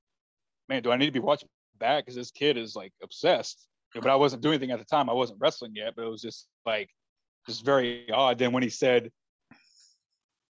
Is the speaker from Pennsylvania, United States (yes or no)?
no; Shreveport, Louisiana, United States; I was actually born and raised in Louisiana